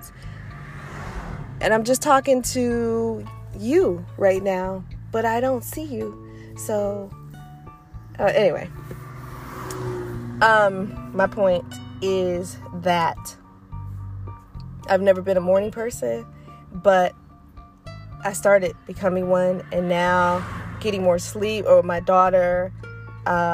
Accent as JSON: {"language": "English", "town": "Detroit", "region": "Michigan", "country": "United States", "moved": "yes", "said": "I'm from Michigan, I'm from Detroit."}